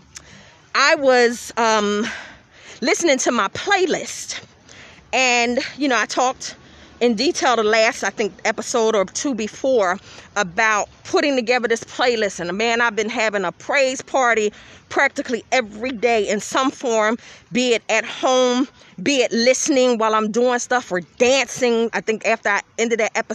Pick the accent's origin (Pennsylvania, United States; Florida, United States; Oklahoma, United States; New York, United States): Pennsylvania, United States; Philadelphia; I grew up in Philadelphia, so of course I was around rap.